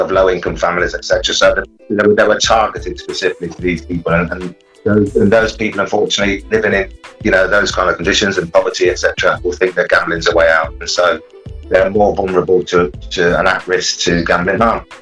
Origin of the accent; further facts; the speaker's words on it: Coventry, West Midlands, United Kingdom; from nine years old, growing up in Coventry